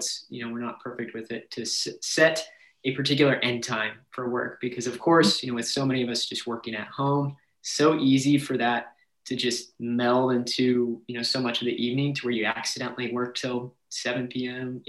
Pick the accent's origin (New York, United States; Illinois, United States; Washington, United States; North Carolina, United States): Washington, United States; now in San Antonio, United States; I'm from Washington State